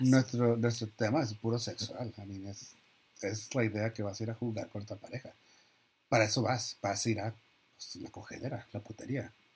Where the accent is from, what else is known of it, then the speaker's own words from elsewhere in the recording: Mexico; soy mexicano